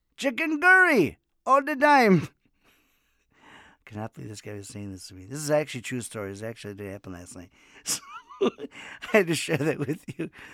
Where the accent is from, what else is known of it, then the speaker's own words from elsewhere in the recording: Miami, Florida, United States; moved away; I'm from Miami, Florida also